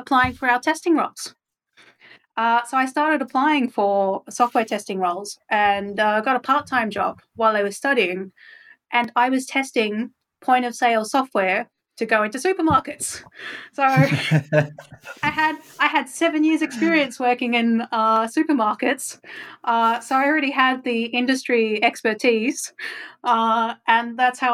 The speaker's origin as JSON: {"language": "English", "region": "Tasmania", "country": "Australia", "tie": "born or raised there", "moved": "yes", "said": "growing up in Tasmania"}